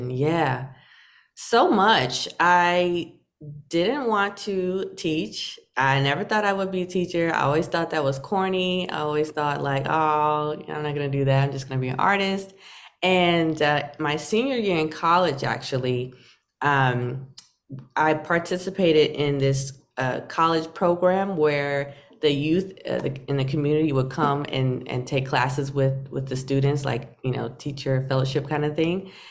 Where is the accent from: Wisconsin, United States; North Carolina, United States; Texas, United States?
North Carolina, United States; now in New York City, United States; North Carolina. North Carolina is spacious. You know, I, I, I have to compare it to New York City because that's where I am now.